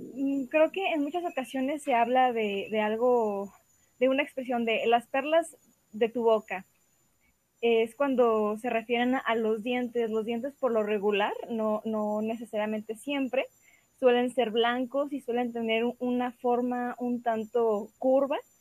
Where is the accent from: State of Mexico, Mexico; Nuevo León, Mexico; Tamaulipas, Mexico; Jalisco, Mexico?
Jalisco, Mexico; Guadalajara; soy de Guadalajara, Jalisco